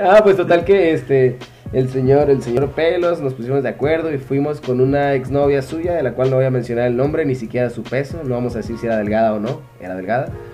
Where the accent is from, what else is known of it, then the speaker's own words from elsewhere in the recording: Mexico; soy, mexicanón mexicano, 100%